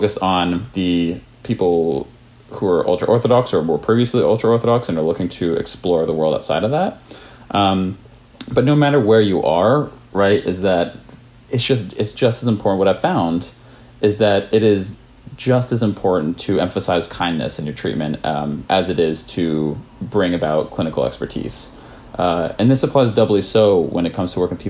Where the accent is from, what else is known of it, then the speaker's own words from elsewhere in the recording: Maine, United States; I grew up in Maine